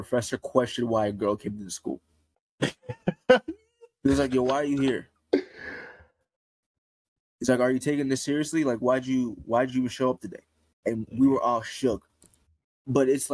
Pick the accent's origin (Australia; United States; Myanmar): United States; this country that I was born in, I know a lot of the history of this country, and I can probably say I'm American